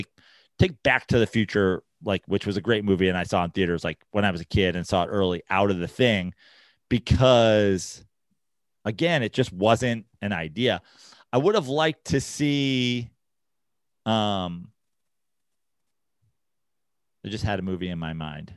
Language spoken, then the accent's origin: English; New York, United States; moved away; growing up in New York and also spending through my 30s in New York